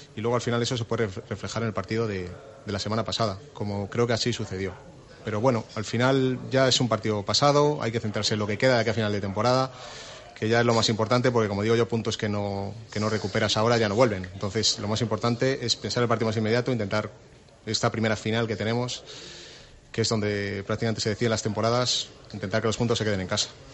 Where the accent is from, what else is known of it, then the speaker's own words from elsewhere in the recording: Valladolid, Castile and León, Spain; yo soy vallisoletano, soy del Real Valladolid desde niño